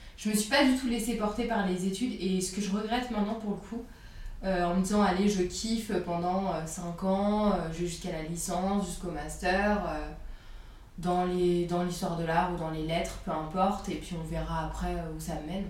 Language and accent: French; France; also born or lived in Burgundy / Paris / Annecy; j'ai grandi en Bourgogne. Euh, et, à Paris, donc euh, entre les deux, vu que mes parents sont séparés